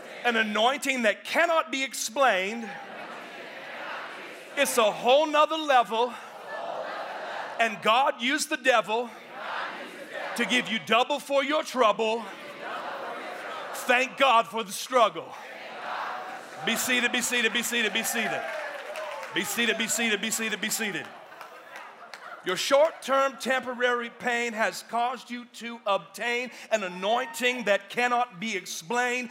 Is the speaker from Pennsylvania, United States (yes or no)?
no; Oakland, California, United States; now in Atlanta, United States; I come from Oakland, California originally, And so I grew up in the hood